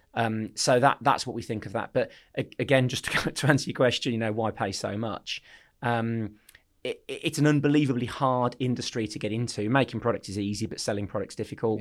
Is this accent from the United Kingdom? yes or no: yes; Birmingham, West Midlands, United Kingdom; also born or lived in Poole; I'm from Birmingham. Um, so I grew up in Hall Green in Birmingham